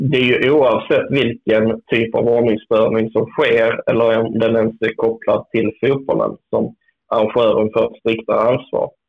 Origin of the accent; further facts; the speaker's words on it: Skåne, Sweden; Jag som är skåning